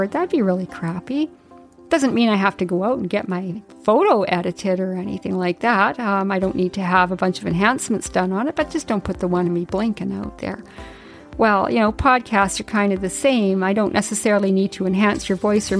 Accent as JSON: {"language": "English", "region": "Yukon", "country": "Canada", "tie": "born or raised there", "said": "when I was a little girl growing up in the Yukon."}